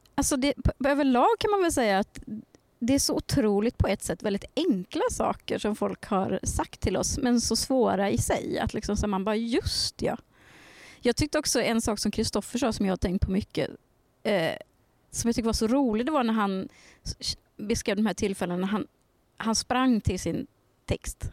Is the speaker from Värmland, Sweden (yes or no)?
yes; Värmland, Sweden; jag är från Värmland